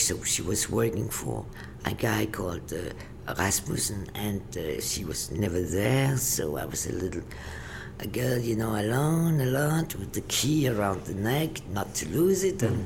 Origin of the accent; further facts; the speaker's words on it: Copenhagen, Capital Region of Denmark, Denmark; moved away; also born or lived in Paris; I was born in Denmark, in Copenhagen